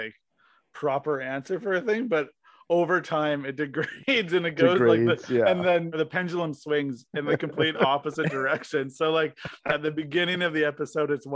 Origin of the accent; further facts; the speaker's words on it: Regina, Saskatchewan, Canada; I come from Regina, Saskatchewan